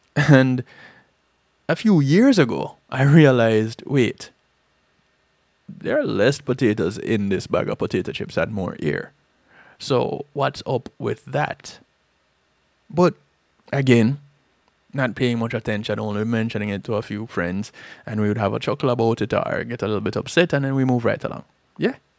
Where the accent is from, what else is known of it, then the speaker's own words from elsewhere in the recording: Jamaica; growing up in Jamaica